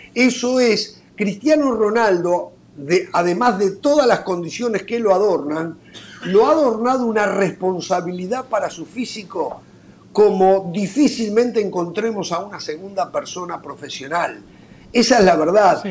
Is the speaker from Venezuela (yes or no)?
no; Uruguay; en mi país